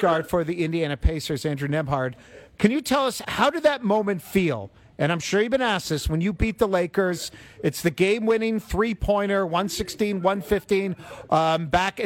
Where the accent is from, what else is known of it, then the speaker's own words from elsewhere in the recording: Toronto, Ontario, Canada; I was born and raised in Toronto